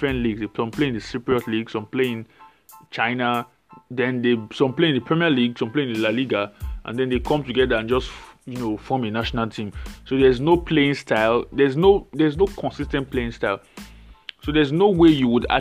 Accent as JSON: {"language": "English", "country": "Nigeria", "said": "I'm Nigerian."}